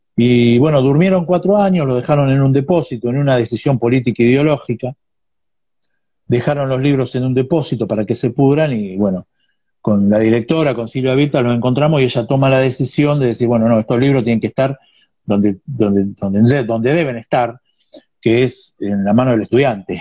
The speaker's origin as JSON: {"language": "Spanish", "town": "Ensenada", "region": "Buenos Aires Province", "country": "Argentina", "said": "soy de Ensenada"}